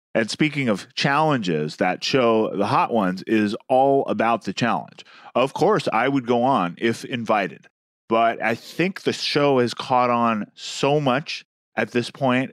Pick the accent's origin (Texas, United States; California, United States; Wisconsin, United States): California, United States; San Francisco Bay Area; now in New York, United States; Mexican food is something I grew up with in the San Francisco Bay Area. It's gotten much better in New York in the time since I've moved here.